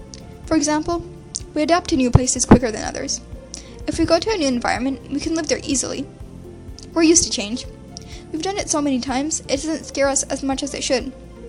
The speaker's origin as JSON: {"language": "English", "country": "Saudi Arabia", "tie": "born or raised there", "also_born_or_lived": "Canada", "moved": "yes", "said": "In my case, I was born in Canada, but I don't remember much at all because we moved to Saudi Arabia a little while after I was born."}